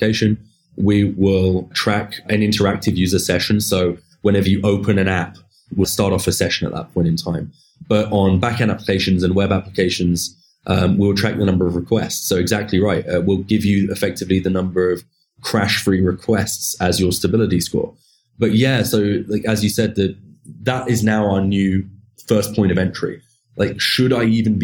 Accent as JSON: {"language": "English", "country": "United Kingdom", "moved": "as an adult", "lives_now": "San Francisco, United States", "said": "we also have an office back in my home country of the UK"}